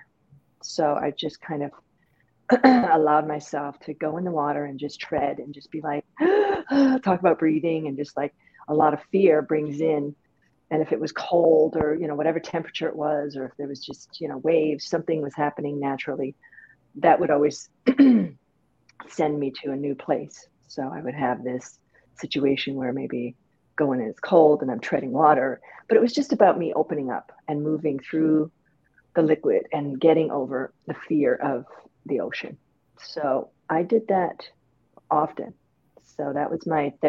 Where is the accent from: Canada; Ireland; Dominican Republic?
Canada; moved away as an adult; also born or lived in Brooklyn, New York; now in Rockaway, United States; I'm from Canada